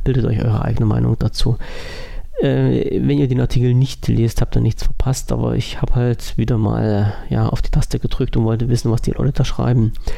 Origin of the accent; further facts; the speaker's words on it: Germany; bei uns in Deutschland